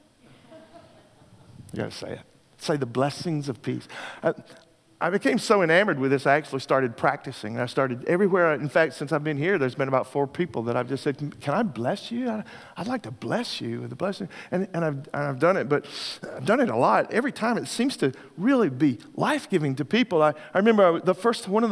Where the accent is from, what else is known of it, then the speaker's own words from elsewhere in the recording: Texas, United States; I'm from Texas, so sometimes when I'm preaching, my people will say amen